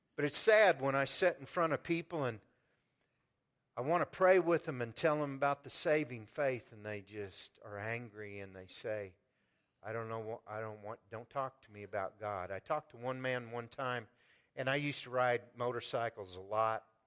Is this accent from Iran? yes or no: no; Pleasant Hill, United States; I've chosen to stay in my hometown and worship